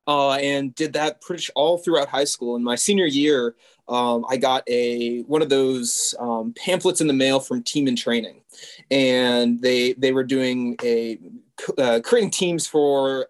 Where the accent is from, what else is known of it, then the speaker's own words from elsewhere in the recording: Washington, District of Columbia, United States; moved away as an adult; now in Jordan; I grew up in the Washington, D.C. area